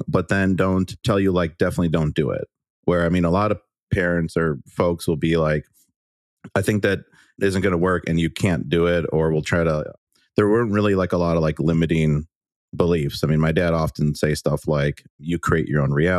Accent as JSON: {"language": "English", "town": "Waukesha", "region": "Wisconsin", "country": "United States", "tie": "born or raised there", "said": "I'm from the Milwaukee area. So I grew up in a city called Waukesha, Wisconsin"}